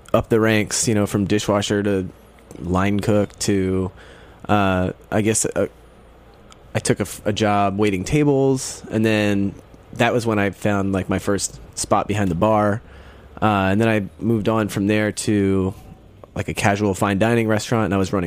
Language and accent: English; Philadelphia, Pennsylvania, United States; moved away as an adult; also born or lived in Raleigh, North Carolina; now in New York, United States; I grew up in Philadelphia